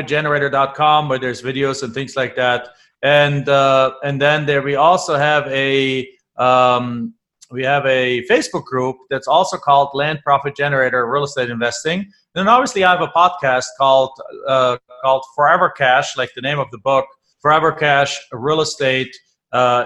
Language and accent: English; Germany; English is a second language; moved away; I'm from Germany